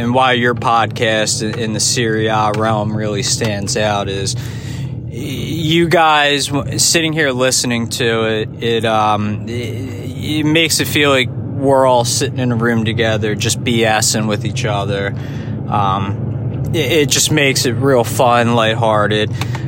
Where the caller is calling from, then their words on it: Philadelphia, Pennsylvania, United States; This is …. I'm coming in from Philadelphia, Pennsylvania, in the United States.